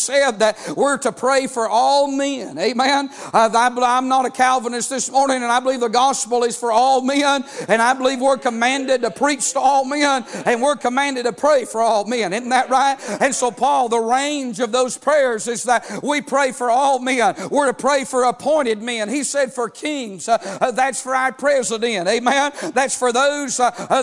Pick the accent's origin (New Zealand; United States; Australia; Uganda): United States; As an American